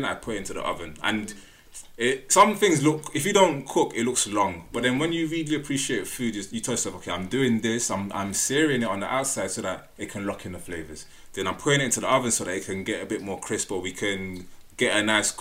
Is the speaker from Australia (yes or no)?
no; Nigeria; I'm Nigerian